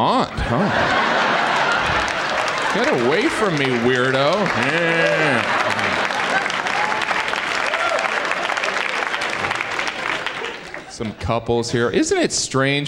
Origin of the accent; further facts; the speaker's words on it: Indiana, United States; now in New York, United States; I am originally from Indiana